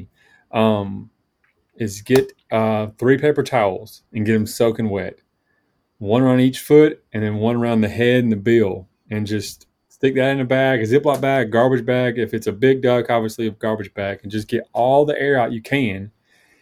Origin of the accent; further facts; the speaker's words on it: Tifton, Georgia, United States; now in North Georgia, United States; grew up in South Georgia. So I'm originally from Tifton